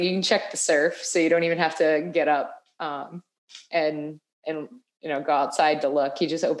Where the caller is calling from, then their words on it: North Carolina, United States; Dude, I am joining you from North Carolina, actually up closer to the Virginia border, but not long will I be here.